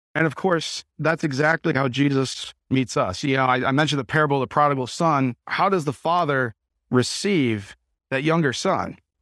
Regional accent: United States; us as American Christians

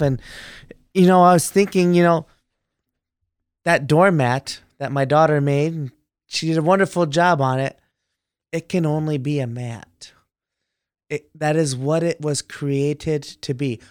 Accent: Texas, United States; moved away; middle school, high school, I grew up in Texas there

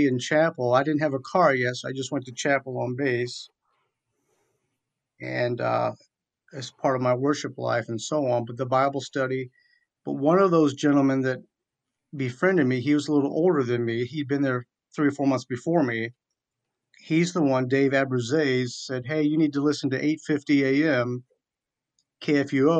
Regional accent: Newport News, Virginia, United States; moved away; also born or lived in Michigan / Fort Wayne, Indiana; I was born and raised in Newport News, Virginia

